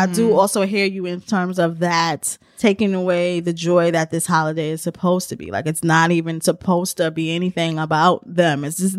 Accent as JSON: {"language": "English", "region": "New York", "country": "United States", "said": "because I know that I've been doing it as a New Yorker."}